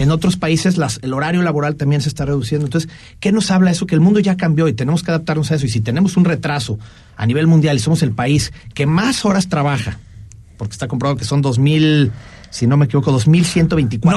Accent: Mexico; nosotros como mexicanos

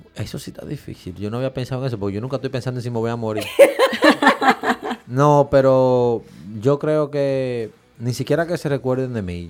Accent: Dominican Republic; nosotros como dominicanos

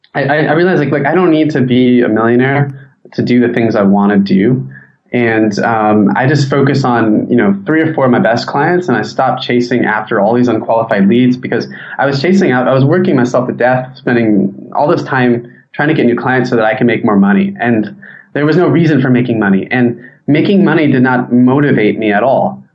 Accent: San Diego, California, United States; I'm from San Diego

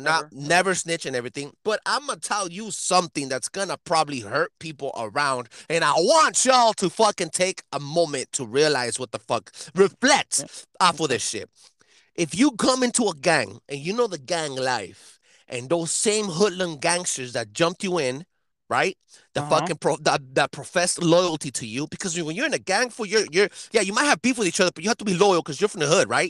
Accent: El Monte, California, United States; We're from El Monte

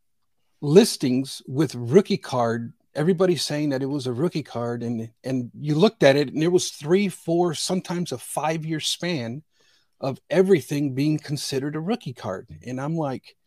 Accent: Northwest Indiana, United States; also born or lived in Bridgeport, Connecticut; I'm from originally from Bridgeport, Connecticut. I was born in 1970. I came to Northwest Indiana in 1973

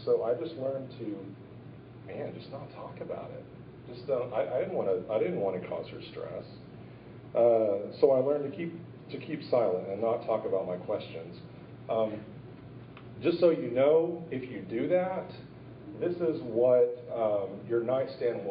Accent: Edmond, Oklahoma, United States; moved away; also born or lived in Arkansas; I was born in Edmond, Oklahoma, to two loving Christian parents

